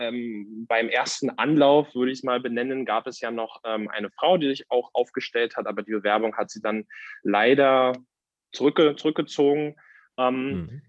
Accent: Reinickendorf, Berlin, Germany; bei uns in Reinickendorf äh, war der, war der Werdegang so, dass ich ähm, während meines Abiturs war ich Vorsitzender des Schülerausschusses in Reinickendorf

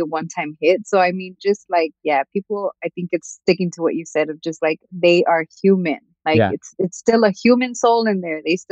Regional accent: Los Angeles, California, United States; I'm from the hood, right? I grew up in Watts

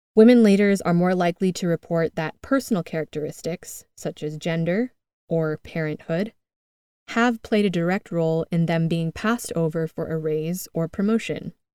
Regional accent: United States; moved away as an adult; now in Madrid, Spain; I'm originally from the United States, as you can tell by my accent

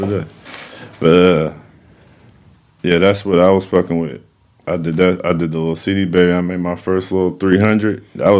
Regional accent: Sacramento, California, United States; I'm from East Sacramento, mm-hmm. Lincoln Village, just out there in Rancho Cordova. I've been rapping since I was 15. I'm 32 right now

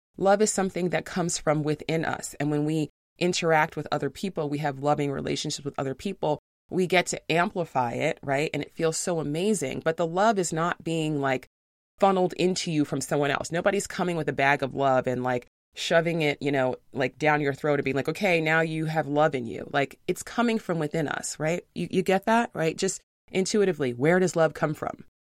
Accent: New York City, New York, United States; I'm from New York City

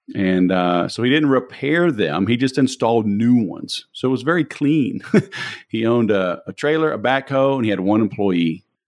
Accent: Baton Rouge, Louisiana, United States; moved away as an adult; also born or lived in Biloxi, Mississippi / Mobile, Alabama; I grew up in Baton Rouge originally

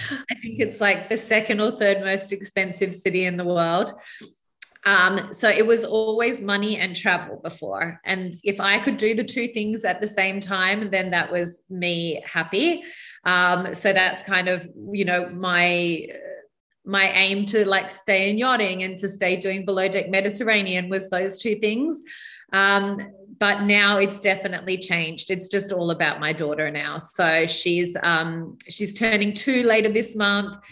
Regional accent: New South Wales, Australia; brought up on a very small island about an hour north of uh, Sydney in Australia

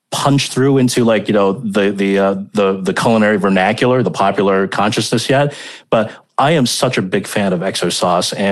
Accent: Hong Kong; if I were in Beijing and I told you about the food that I grew up eating in Hong Kong

